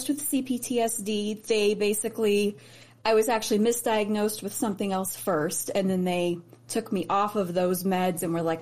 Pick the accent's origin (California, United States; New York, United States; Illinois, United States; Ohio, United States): Illinois, United States; Chicago; born there; also born or lived in Indianapolis; And I grew up, I was raised in Chicago, well not raised, but I was born in Chicago.